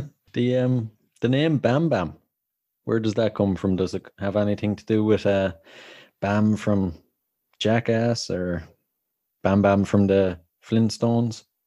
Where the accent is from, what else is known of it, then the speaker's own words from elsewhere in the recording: Ireland; accent: Irish; I'm from Ireland